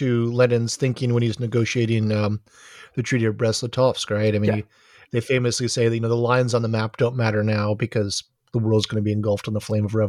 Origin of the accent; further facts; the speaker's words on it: Honolulu, Hawaii, United States; I'm from Honolulu, Hawaii